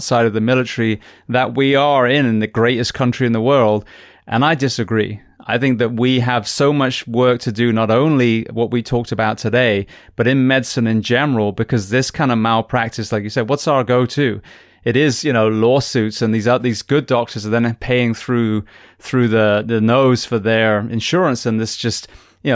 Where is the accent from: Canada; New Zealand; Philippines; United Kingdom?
United Kingdom; now in United States; being British, you know, born and bred